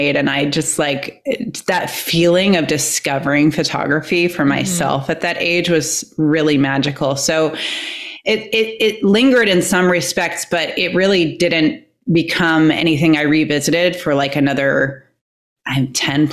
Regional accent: Iowa, United States; I was growing up in Iowa, so like Midwest

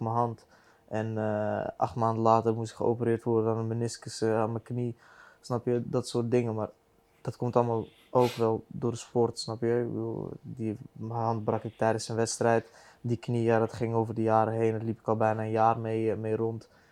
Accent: The Hague, South Holland, Netherlands; Ik kom van de Hofstad

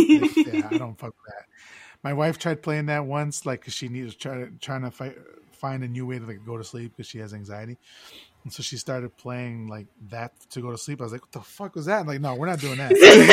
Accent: Chicago, Illinois, United States; now in Austin, United States; I'm originally from Chicago. I'm living in Austin now.

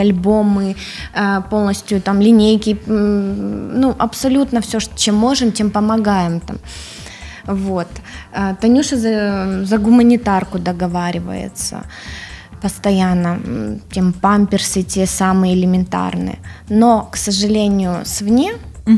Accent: Odesa, Odesa Oblast, Ukraine; Я сама украинка

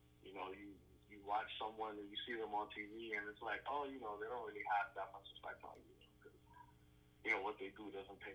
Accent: New York City, New York, United States; I'm from Brooklyn

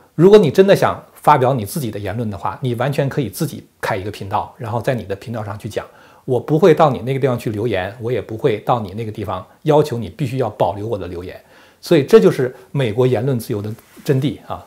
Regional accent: China; 如果要按照我们中国人的话来讲的话，就是全党服从中央

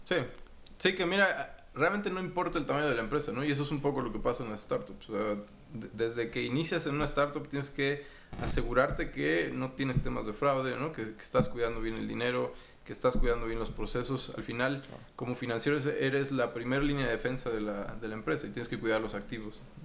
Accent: Mexico City, Mexico; also born or lived in Rotterdam, Netherlands / Panama; yo soy de México, soy mexicano, nací en la Ciudad de México en noviembre del 80

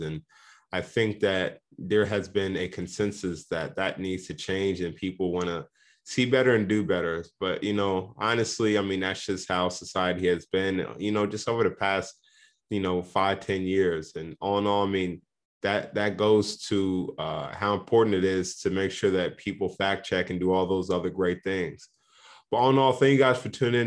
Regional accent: Indianapolis, Indiana, United States; I'm from Indianapolis

